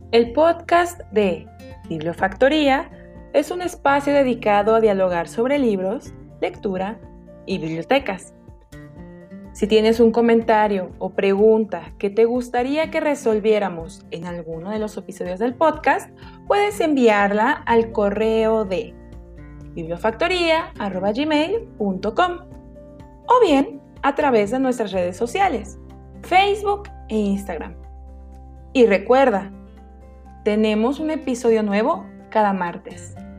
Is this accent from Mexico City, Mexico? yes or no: yes; Mexico City, Mexico; ya no somos Ciudad de México, ya no somos de Distrito Federal